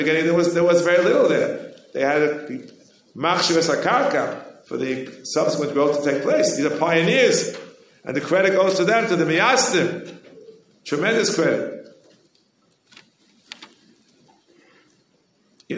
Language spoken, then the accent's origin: English; New York, United States; We New Yorkers, you know, I'm born and bred in New York